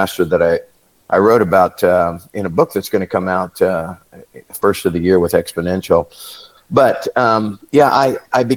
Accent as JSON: {"language": "English", "region": "Southwest Kansas", "country": "United States", "tie": "born or raised there", "said": "I was born in Southwest Kansas to farming parents"}